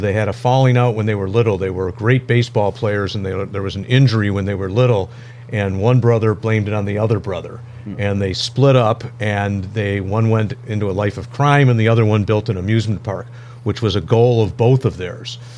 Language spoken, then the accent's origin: English; Royal Oak, Michigan, United States; moved away as an adult; I grew up in this area, grew up in Royal Oak